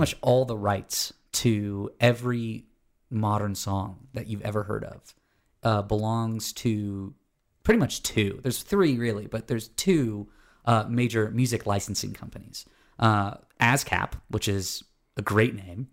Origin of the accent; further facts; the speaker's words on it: Florida, United States; now in Atlanta, United States; I grew up in Florida, and then I live in Georgia